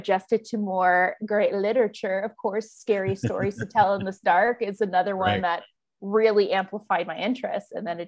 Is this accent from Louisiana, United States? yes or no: yes; New Orleans, Louisiana, United States; Growing up in New Orleans, I am originally from a very haunted city, New Orleans.